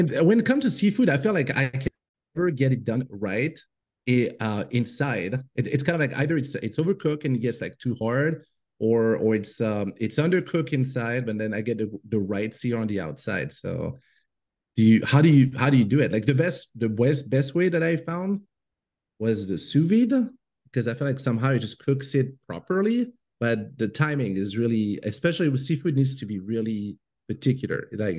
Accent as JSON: {"language": "English", "country": "Côte d’Ivoire", "tie": "born or raised there", "also_born_or_lived": "Morocco / France", "second_language": "English", "moved": "yes", "lives_now": "United States", "said": "But I'm French. And I grew up in Africa. So I did not come to the US until 2002. And it's only in 2013 that we permanently moved here when my daughter was born."}